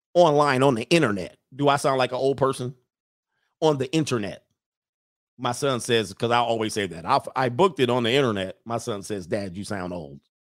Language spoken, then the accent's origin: English; California, United States; growing up in California